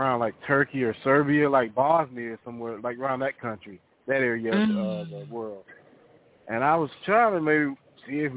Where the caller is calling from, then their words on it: Fort Oglethorpe, Georgia, United States; calling out of Fort Overthorpe, Georgia.